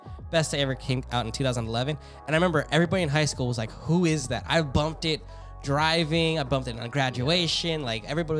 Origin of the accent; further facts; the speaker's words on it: Seattle, Washington, United States; So we're from Seattle.